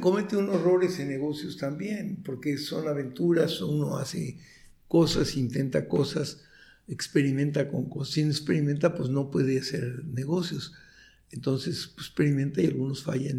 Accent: Tijuana, Baja California, Mexico; also born or lived in Chihuahua, Mexico / Mexico City, Mexico; ahora estoy orgulloso de ser de Tijuana

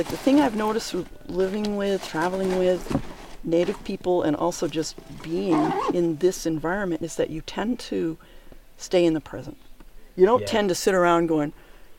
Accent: New England, United States; the culture I was raised in New England

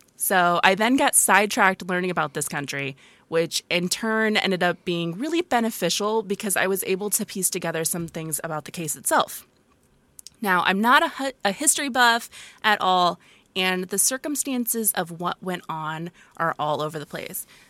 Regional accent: Bremen, Indiana, United States; Which is my hometown.

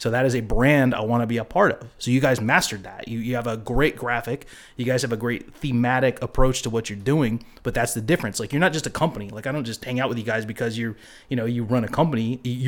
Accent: Eureka, California, United States; No, I grew up in Eureka, California, which is up in Humboldt.

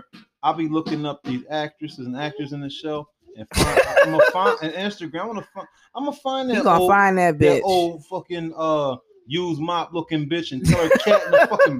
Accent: Coatesville, Pennsylvania, United States; my hometown of Coatesville, Pennsylvania.

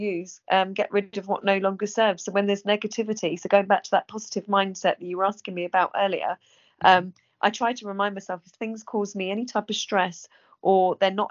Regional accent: England, United Kingdom; England people, we're always reserved

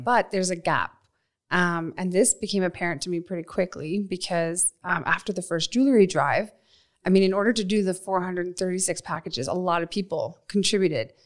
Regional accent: Nova Scotia, Canada; moved away as an adult; also born or lived in Ontario; now in Calgary, Canada; I was born in Ontario, And when I was eight, we moved out to Nova Scotia

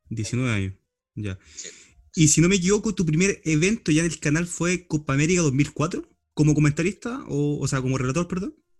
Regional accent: Los Ángeles, Biobío, Chile; moved away as an adult; also born or lived in Concepción; yo soy de Los Ángeles, pero cuando estudio vivo ya en Concepción

